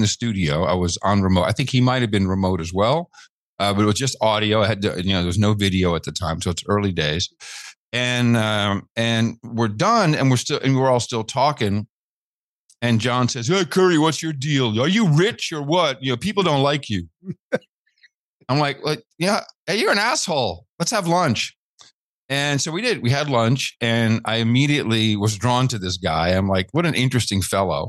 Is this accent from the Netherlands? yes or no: yes; Netherlands; growing up in the Netherlands